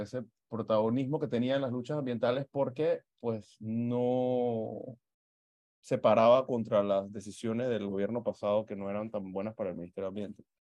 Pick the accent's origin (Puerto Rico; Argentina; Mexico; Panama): Panama; nuestra identidad como panameños